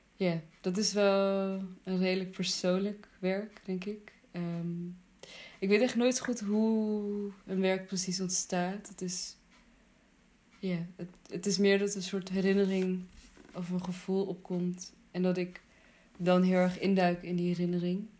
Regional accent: Netherlands; also born or lived in Afghanistan; in het plek waar ik ben opgegroeid

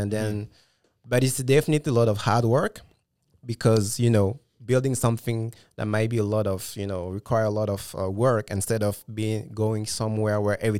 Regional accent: Gabon; also born or lived in France; when I was, for instance, living in France or when I was growing up in Gabon, right? And that's the main reason I moved

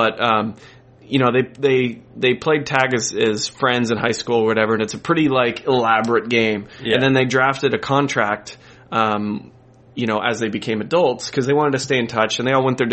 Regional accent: Colorado, United States; I grew up in Colorado

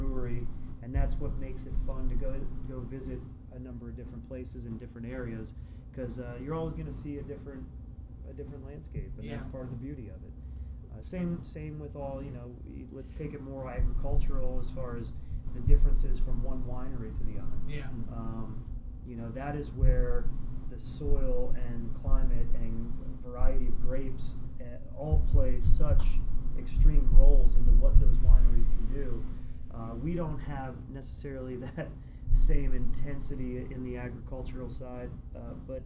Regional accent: Kutztown, Pennsylvania, United States; I grew up in Kutztown

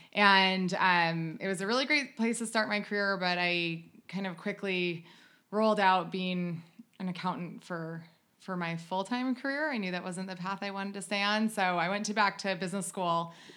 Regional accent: United States; moved away as an adult; also born or lived in North Carolina / Ohio; now in Southern California, United States; I grew up on North Carolina and Ohio background

